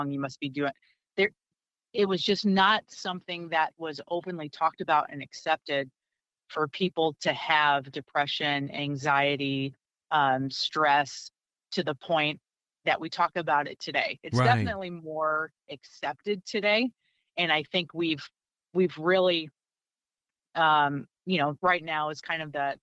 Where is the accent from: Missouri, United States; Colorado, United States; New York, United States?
Missouri, United States; St. Louis; also born or lived in Rockford / Orlando; I'm originally from the St. Louis area